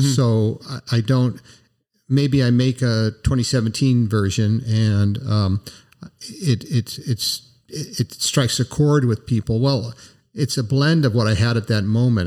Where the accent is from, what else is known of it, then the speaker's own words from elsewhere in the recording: United States; I'm an American